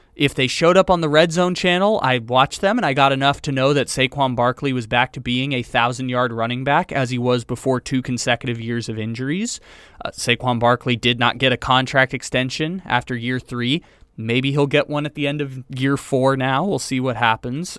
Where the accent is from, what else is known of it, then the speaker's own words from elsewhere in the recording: San Diego, California, United States; my hometown